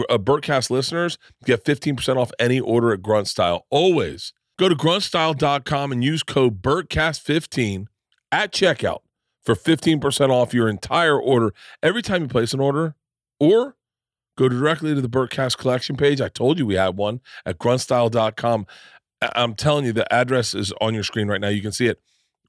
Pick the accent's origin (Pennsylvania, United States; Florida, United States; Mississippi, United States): Florida, United States; I grew up in Florida, and I spent my whole childhood like this.